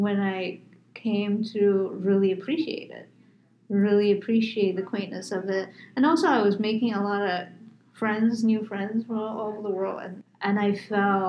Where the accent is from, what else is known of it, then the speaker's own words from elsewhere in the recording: New York, United States; moved away; also born or lived in Phoenix, Arizona; I grew up in New York, so New York is very tall